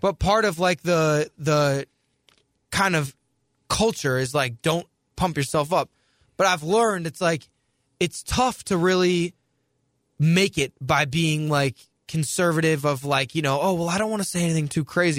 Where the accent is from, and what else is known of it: St. Louis, Missouri, United States; moved away as an adult; also born or lived in New Jersey